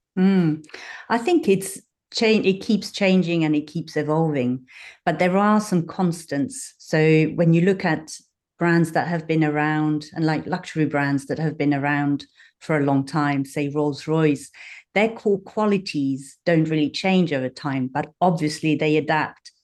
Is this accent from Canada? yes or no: no; Switzerland; moved away as an adult; now in London, United Kingdom; I grew up in Switzerland, but I've got a dual nationality. So I have roots in the U K and roots in Switzerland.